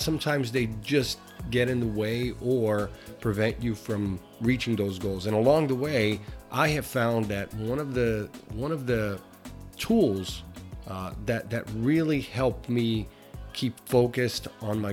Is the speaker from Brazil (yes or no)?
yes; Brazil; now in United States; I'm originally from Brazil